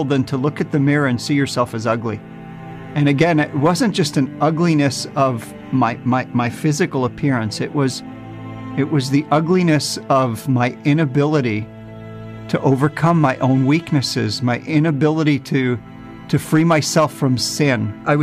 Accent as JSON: {"language": "English", "region": "New Jersey", "country": "United States", "tie": "born or raised there", "moved": "yes", "lives_now": "Israel"}